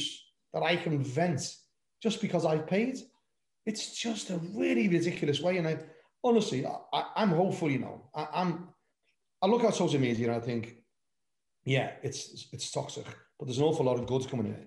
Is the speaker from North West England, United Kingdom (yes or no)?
yes; Liverpool, North West England, United Kingdom; moved away as an adult; now in Somerset, United Kingdom; when I was Liverpool, born and bred in Anfield, I've lived down in Somerset now for 30 odd years, longer than I was in Liverpool